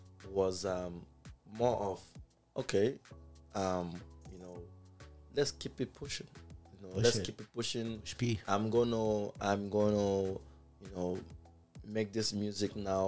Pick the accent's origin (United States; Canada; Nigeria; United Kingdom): Nigeria; Port Harcourt, Rivers State; moved away; I'm from Port Harcourt.